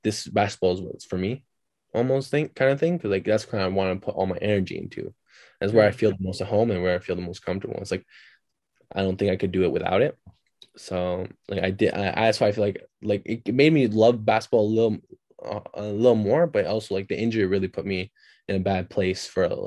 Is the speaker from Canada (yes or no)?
yes; Canada; also born or lived in Turkey; growing up, like, here